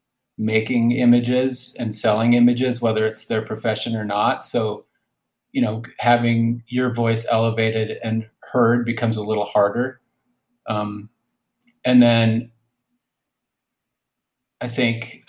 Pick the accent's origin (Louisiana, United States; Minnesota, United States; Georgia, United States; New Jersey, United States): Minnesota, United States; Cambridge; moved away as an adult; I grew up in Cambridge, Minnesota